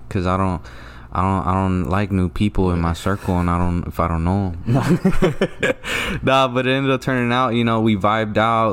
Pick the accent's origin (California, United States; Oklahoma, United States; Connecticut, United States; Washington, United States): California, United States; Stockton; I'm from Stockton